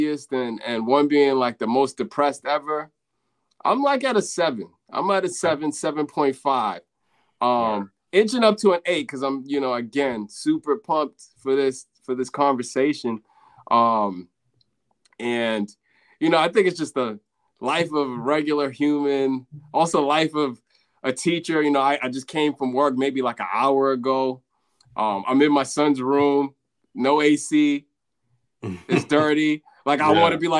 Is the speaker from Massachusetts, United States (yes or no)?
yes; Boston, Massachusetts, United States; moved away as an adult; also born or lived in Houston, Texas / Sierra Leone (ancestry); now in New York, United States; I was born in Houston, Texas in 1983. And I only lived there for like, 12 months. And then, so I can't really rep the dirty South. I can't. And so, you know, I moved to Boston, you know, right after my first year of life. And, you know, I lived in Boston